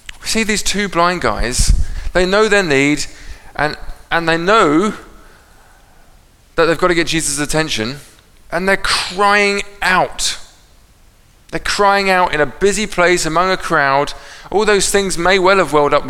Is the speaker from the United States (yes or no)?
no; England, United Kingdom; I'm English